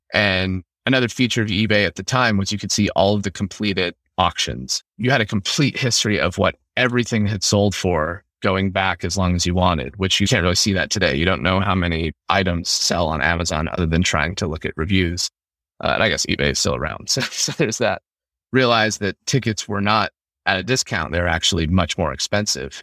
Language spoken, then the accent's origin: English; Utah, United States; moved away as an adult; also born or lived in Ukraine; growing up in Utah